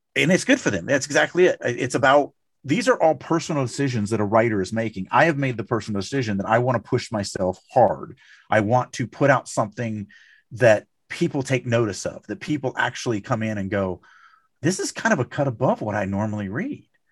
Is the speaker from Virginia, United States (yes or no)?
no; Louisiana, United States; I come from Louisiana